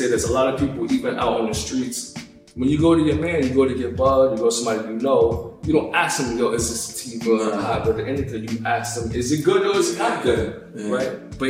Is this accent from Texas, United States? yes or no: no; New York City, New York, United States; I live in the Bronx. You from the Bronx? Yeah, I'm from Highbridge.